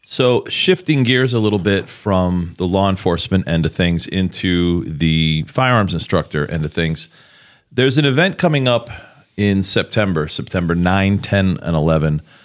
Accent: New York City, New York, United States; moved away; also born or lived in Pittsburgh; growing up in New York, in New York City

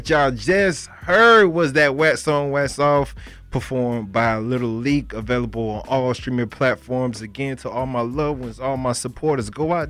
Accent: Broward County, Florida, United States; I'm from Broward County, man. I'm from Broward County.

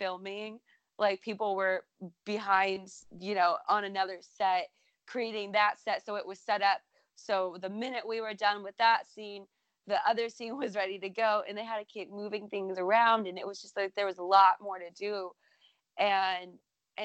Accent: Minnesota, United States; my home state of Minnesota

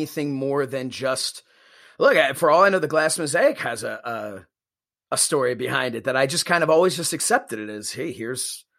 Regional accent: outside Philadelphia, Pennsylvania, United States; I grew up outside of Philly. My dad was from South Philly, but right. I grew up outside in the suburbs

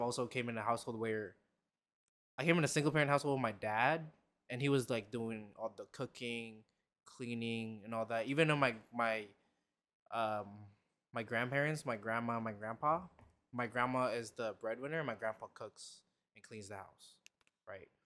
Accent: Philippines; moved away; I grew up in the Philippines

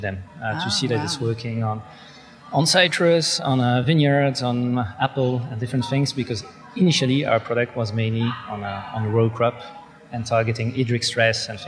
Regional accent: Belgium; I'm from Belgium

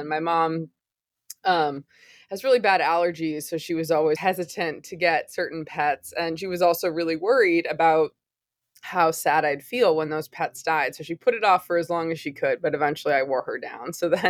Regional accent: outside Boston, Massachusetts, United States; I grew up in Massachusetts, outside Boston

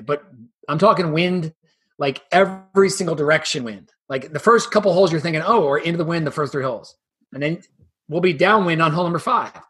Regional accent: Dublin, Ohio, United States; here in my hometown in uh, Dublin, Ohio

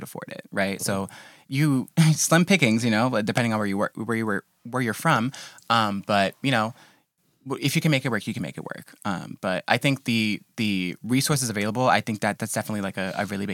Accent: New York City, New York, United States; I'm from Flatbush

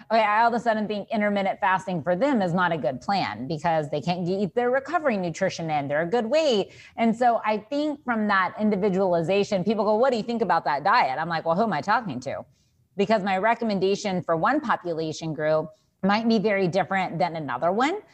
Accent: Texas, United States; I am from Texas

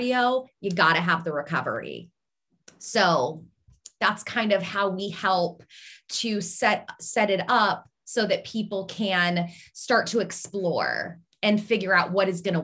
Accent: Seattle, Washington, United States; moved away as an adult; now in Pittsburgh, United States; I'm originally from Seattle

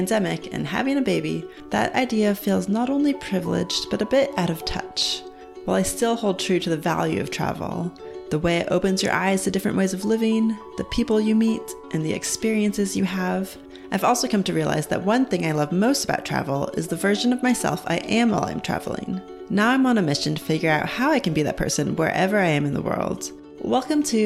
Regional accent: California, United States; moved away as an adult; also born or lived in Seattle / Los Angeles / New York / Australia; now in New Zealand; I'm originally from California in the United States, but I've also lived in Seattle, LA, New York, and a little bit in Australia

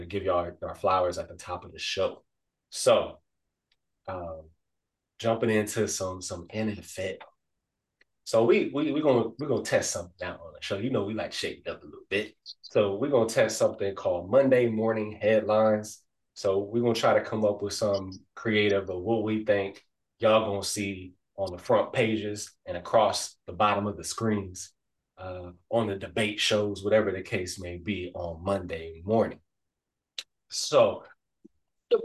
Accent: Ohio, United States; we born and raised in Ohio

